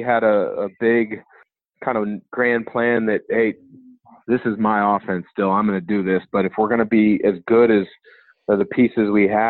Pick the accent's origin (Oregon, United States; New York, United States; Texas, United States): Oregon, United States; Portland; I grew up in Portland, then moving to one of the suburbs.